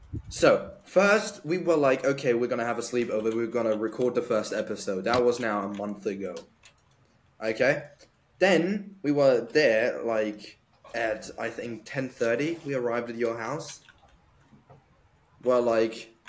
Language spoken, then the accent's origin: English; Austria; moved away; I'm from Austria